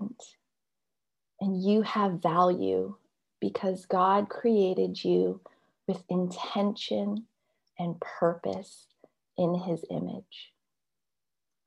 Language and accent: English; Canada; I'm Canadian and yet I do have this Chinese heritage